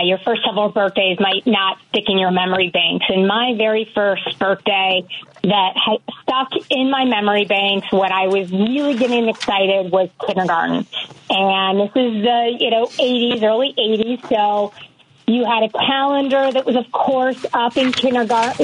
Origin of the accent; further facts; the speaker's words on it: Michigan, United States; moved away as an adult; also born or lived in Maryland; now in Colorado, United States; I was born in Maryland, but raised in Michigan